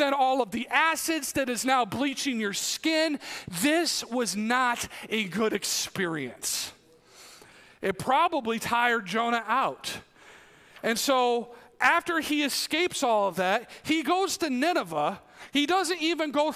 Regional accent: New York, United States; moved away; they found out I'm from New York and they're like, oh, New York City. No, not New York City. New York City's 250 miles away

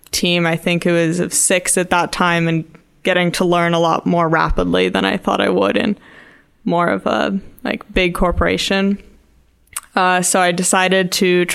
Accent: Austin, Texas, United States; moved away; I grew up in Austin, Texas

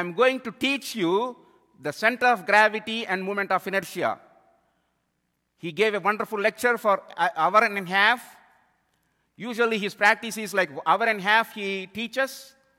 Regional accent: India; moved away; I am from India

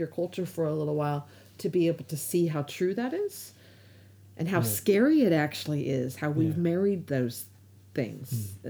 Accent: United States; now in New Zealand; as an American

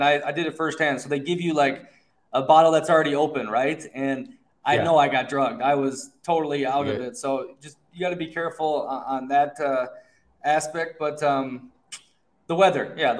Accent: Minnesota, United States; moved away; I grew up in Minnesota. I grew up in the tundra, right?

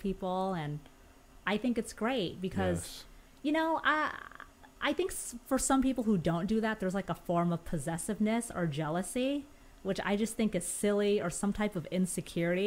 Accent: Huntington Beach, California, United States; now in Los Angeles, United States; I was born and raised SoCal. I'm from Orange County

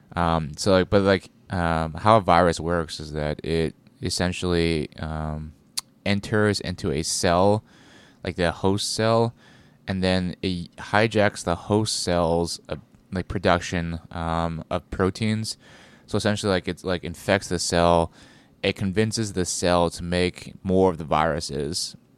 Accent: United States; being an American

